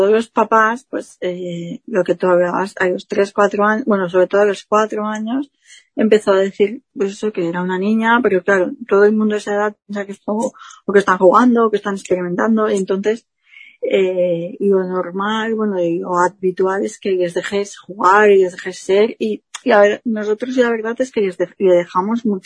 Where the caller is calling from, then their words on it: Valencian Community, Spain; Pues estoy como al norte de Valencia, más o menos, como de valenciana al este de España